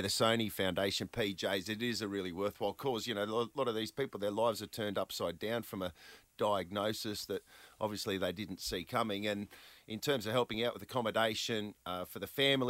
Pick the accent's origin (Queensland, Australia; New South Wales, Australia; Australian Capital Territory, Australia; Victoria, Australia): Queensland, Australia; Hervey Bay; I grew up in Hervey Bay